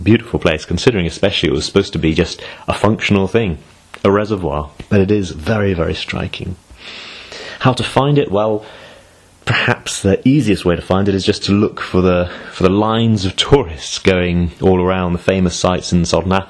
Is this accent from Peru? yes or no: no; United Kingdom; I'm British